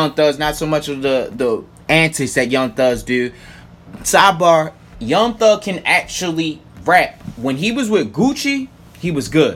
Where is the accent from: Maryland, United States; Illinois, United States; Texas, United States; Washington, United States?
Maryland, United States; Baltimore County; I grew up in the county.